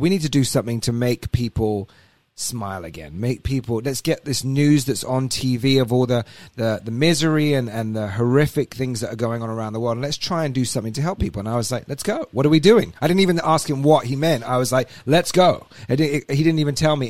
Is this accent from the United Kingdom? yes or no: yes; England, United Kingdom; moved away as an adult; also born or lived in Alabama; I'm from England originally. Moved over here uh, seven years ago